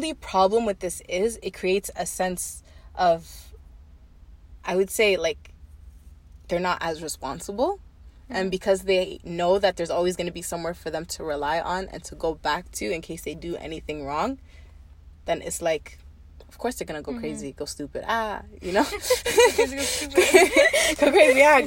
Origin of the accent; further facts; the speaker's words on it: Kenya; I'm Kenyan